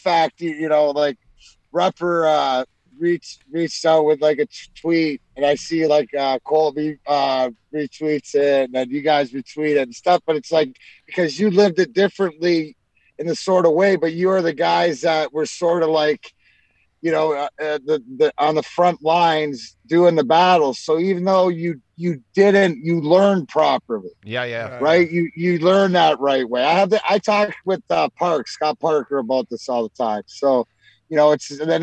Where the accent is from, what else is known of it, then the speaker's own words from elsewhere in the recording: Canada; being Canadian kids